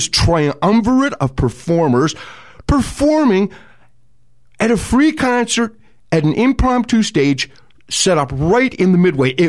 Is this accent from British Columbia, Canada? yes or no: no; Toronto, Ontario, Canada; when I think of Toronto, which is my hometown, the first things that come to mind are the University of Toronto campus